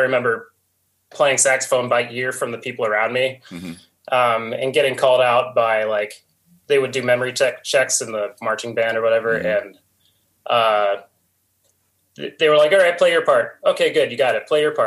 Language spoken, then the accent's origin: English; North Canton, Ohio, United States; I grew up in Canton, North Canton.